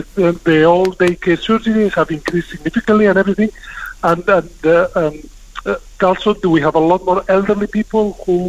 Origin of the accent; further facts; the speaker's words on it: Spain; now in United Kingdom; when I came from Spain to UK, the NHS was quite different.